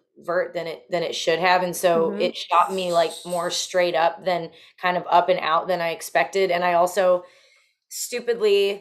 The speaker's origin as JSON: {"language": "English", "town": "Bowmanville", "region": "Ontario", "country": "Canada", "said": "I'm from Bowmanville"}